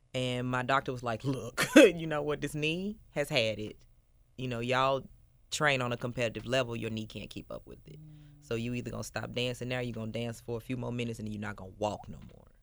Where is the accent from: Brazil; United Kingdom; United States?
United States; Memphis, Tennessee; I am born and raised in Memphis, Tennessee. I grew up in Westwood